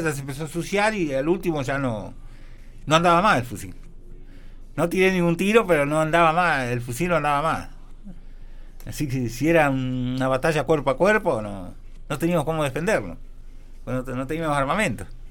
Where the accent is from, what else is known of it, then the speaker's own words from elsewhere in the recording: Huinca Renancó, Córdoba, Argentina; Después llegué a mi pueblo, yo en ese entonces vivía en Wincar Renancó